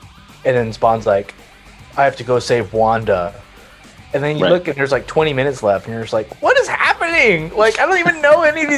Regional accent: San Antonio, Texas, United States; from my hometown of lovely San Antonio, Texas

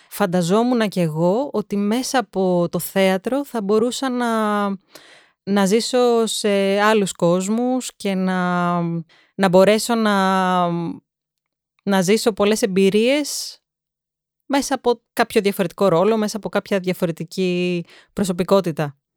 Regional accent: Athens, Attica, Greece; also born or lived in England; θα σου πω ότι γεννήθηκα στην Αγγλία, σπούδαζε η μαμά μου εκεί πέρα και το σπίτι μας ήταν απέναντι από ένα οδείο.

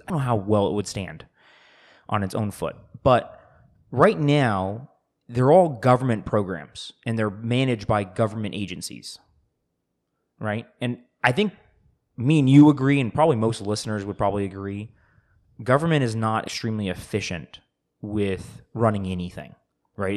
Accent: United States; I'm an American

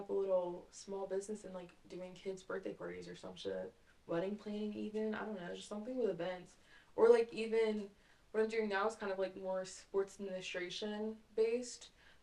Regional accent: Raleigh, North Carolina, United States; I'm from Raleigh

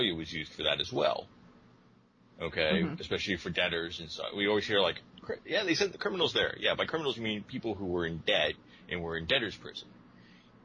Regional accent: New York, United States; Growing up in New York and with a lot of Irish-American friends and family

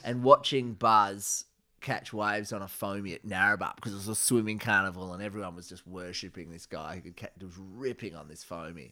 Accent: Margaret River, Western Australia, Australia; I was born in Margaret River

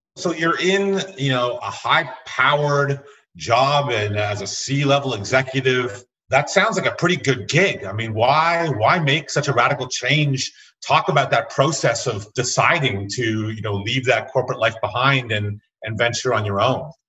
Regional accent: Canada; As a Canadian

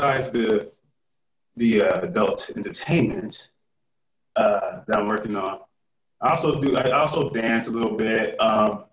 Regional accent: United States; also born or lived in California; I grew up by coastal, I grew up in New York and Cali

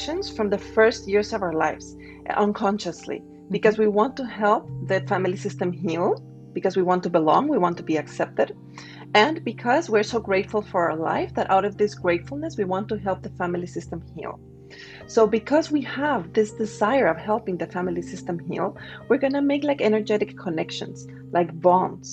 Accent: Guatemala; moved away; also born or lived in Spain / United States / France / Singapore; I'm originally from Guatemala, and at some point I was living in Spain

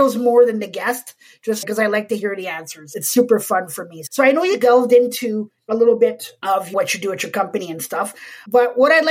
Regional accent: Montreal, Quebec, Canada; moved away; I'm originally from Montreal

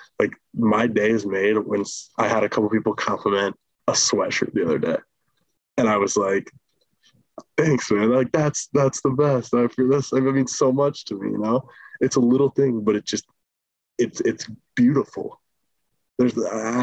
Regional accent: Midland, United States; moved away; back in Midland, my hometown

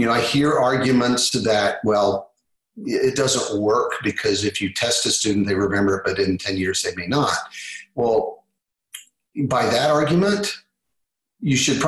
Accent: Kansas, United States; now in Texas, United States; I'm from Kansas originally, Texas now, but from Kansas originally, love my home state

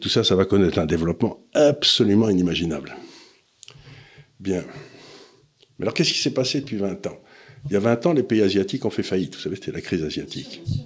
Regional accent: France; je suis français, je suis ni italien ni rien du tout

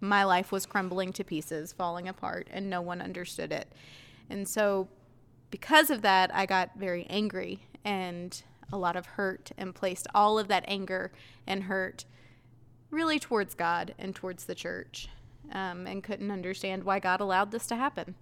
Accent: Ayden, North Carolina, United States; our high school was two towns, two different towns in one building.

